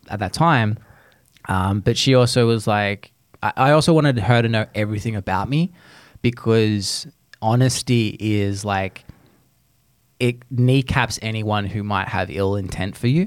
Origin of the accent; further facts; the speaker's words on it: Australia; moved away; you're talking to an Aussie